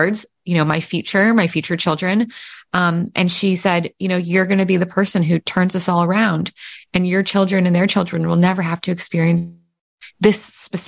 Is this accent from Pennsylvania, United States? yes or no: yes; Pennsylvania, United States; I was born in Pennsylvania, but my mom grew up in Vietnam